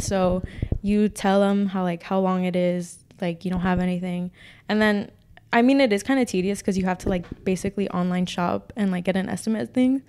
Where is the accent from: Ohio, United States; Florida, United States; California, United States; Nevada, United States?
California, United States; moved away as an adult; I'm from Cali